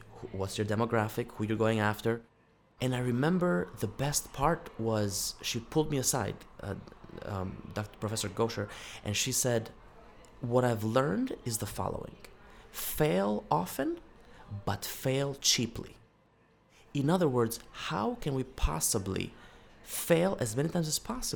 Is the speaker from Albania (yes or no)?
yes; Albania; moved away; my home country of Albania